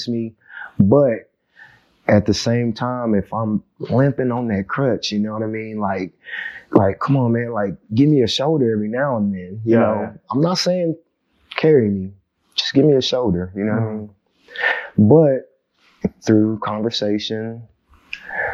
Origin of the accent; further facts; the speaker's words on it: Chickasha, Oklahoma, United States; growing up in Chickasha, Oklahoma